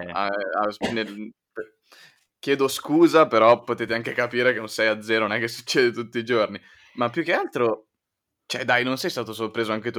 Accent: Milan, Lombardy, Italy; essendo milanesi

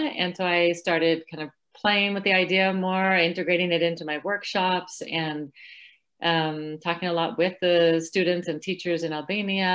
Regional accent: California, United States; now in Florida, United States; I live in Florida now, but I was born and raised in California.

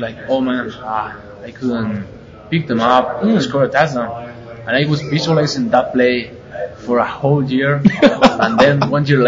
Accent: Spain; I'm from Spain

